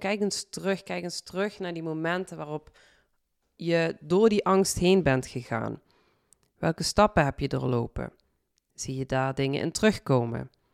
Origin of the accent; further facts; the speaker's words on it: Limburg, Netherlands; accent: Limburgs; mijn Limburgs accent